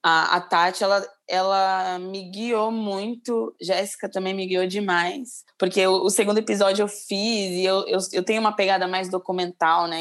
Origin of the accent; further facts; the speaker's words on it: São Paulo, Brazil; Nasci na Zona Sul, agora moro no centro